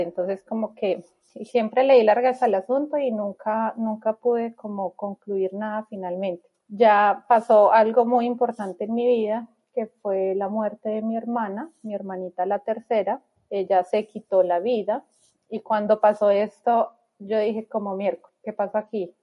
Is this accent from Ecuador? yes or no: no; Bogotá, Colombia; moved away as an adult; now in Melbourne, Australia; nací en Colombia, en Bogotá específicamente